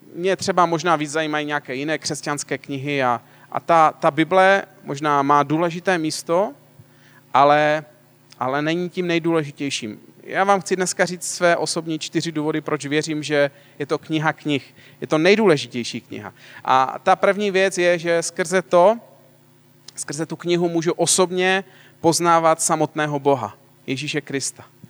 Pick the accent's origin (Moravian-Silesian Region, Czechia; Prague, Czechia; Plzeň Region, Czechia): Moravian-Silesian Region, Czechia; já teda pocházím ze Slezska